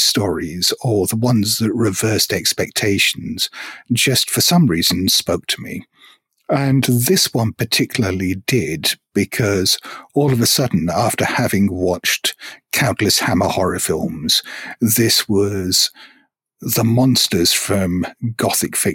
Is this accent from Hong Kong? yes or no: yes; Hong Kong; I grew up in Hong Kong, and we didn't necessarily get access to as many books as people in the UK or US might have.